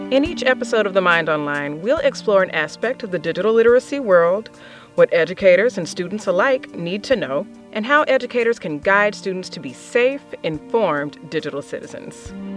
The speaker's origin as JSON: {"language": "English", "region": "Alabama", "country": "United States", "tie": "born or raised there", "said": "my home state of Alabama"}